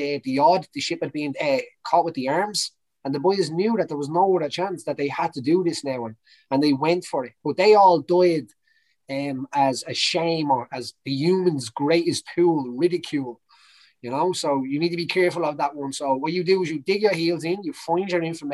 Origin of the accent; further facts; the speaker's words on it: Belfast, Northern Ireland, United Kingdom; when I grew up in Lanadown in Belfast